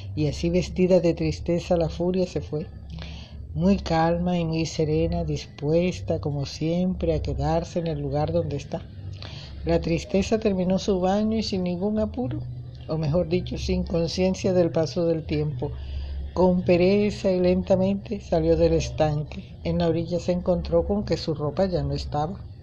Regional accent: Colombia; mi hermoso país, Colombia

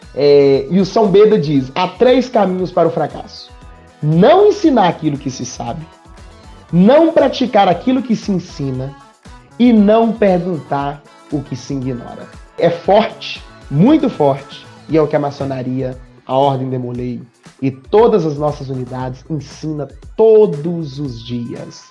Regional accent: north of Minas Gerais, Brazil; moved away; also born or lived in Florestal / Mateus Leme / Itaúna; Eu sou lá do norte de Minas

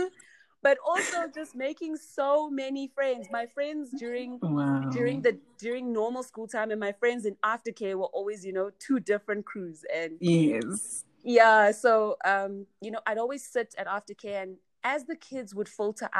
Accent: Johannesburg, Gauteng, South Africa; also born or lived in Vaal; So I grew up in Johannesburg. I was actually born in the Vaal.

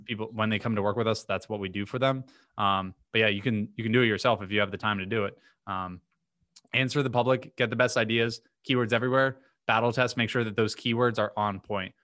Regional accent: Vero Beach, Florida, United States; moved away as an adult; now in Miami, United States; I'm from a few hours north of here called Vero Beach, small

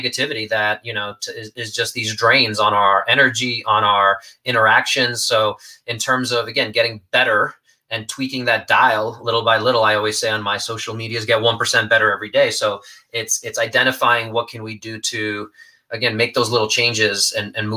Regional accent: New York, United States; I'm a New Yorker

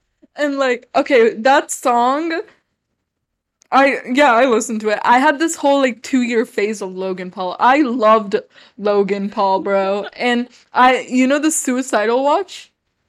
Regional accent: India; Okay, well, for me, I'm Indian, so I have a lot of like family friends.

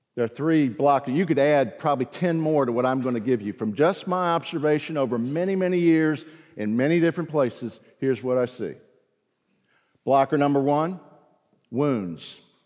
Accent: the South, Southern United States, United States; also born or lived in South Carolina / Virginia; I'm a Southerner, deep down. lived most of my life in the South

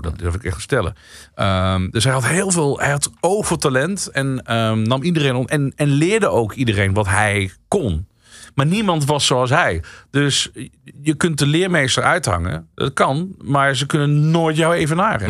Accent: Central Limburg, Netherlands; accent: Limburgish; moved away; ik kom eigenlijk uit Midden-Limburg.

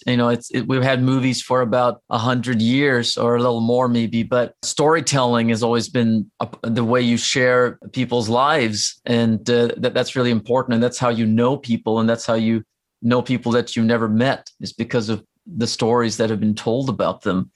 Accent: Norway; English is a second language; now in United States; I grew up in Norway. So, like, my family's there

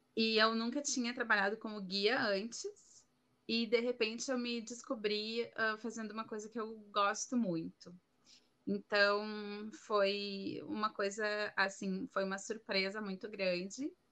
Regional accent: Porto Alegre, Rio Grande do Sul, Brazil; moved away as an adult; now in Madrid, Spain; eu sou gaúcha de Porto Alegre, no Rio Grande do Sul

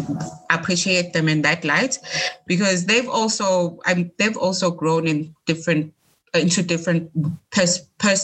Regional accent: Eswatini; moved away; I'm from Swaziland

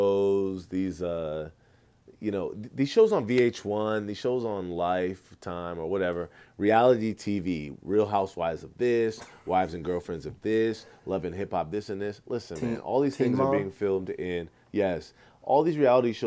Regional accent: Nigeria; I am a Nigerian

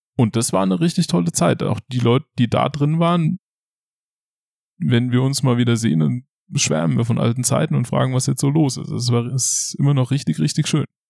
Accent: Schadeck, Hesse, Germany; moved away as an adult; now in Ludwigshafen, Germany; Ich komme aus der Nähe von Limburg. Limburg ist eine Stadt an der A3 zwischen Frankfurt und Köln. Und Schadeck, der Ort, wo ich herkomme, ist ein Dorf in der Nähe von Limburg. Und aus Schade kommt schon mein Vater und sein Vater und dessen Vater. Hm. Und da habe ich meine ganze Kindheit verbracht.

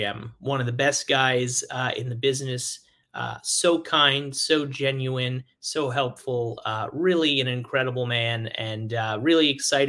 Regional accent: New York City, New York, United States; moved away; It's where I was born and raised in New York City, and my parents are here.

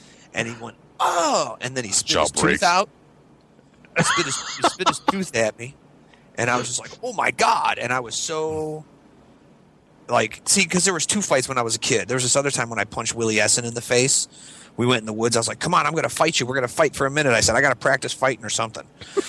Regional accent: Scotland, United Kingdom; I mean, come on, I'm Scottish.

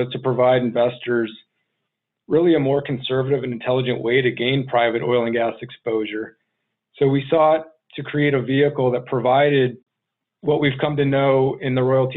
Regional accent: Chicago, Illinois, United States; moved away as an adult; also born or lived in Arizona; I grew up just outside of Chicago, joined the Air Force immediately after high school

